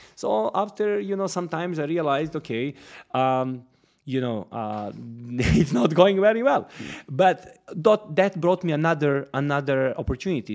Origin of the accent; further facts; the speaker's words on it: Smederevska Palanka, Podunavlje District, Serbia; moved away as an adult; now in Dubai, United Arab Emirates; I'm coming from Serbia, uh, from one, uh, small city, Smederevska Palanka, actually one village next to it. It's called Vodice